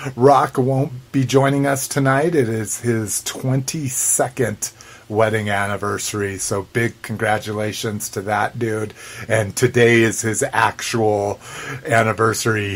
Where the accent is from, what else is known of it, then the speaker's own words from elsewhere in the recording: New Mexico, United States; growing up in New Mexico, one you can get green chili anywhere and everywhere